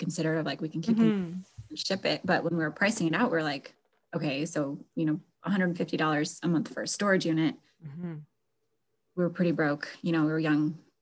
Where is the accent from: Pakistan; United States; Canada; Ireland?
United States; Alaska; moved away as an adult; also born or lived in Florida / Idaho; My husband and I are originally born and raised in Alaska.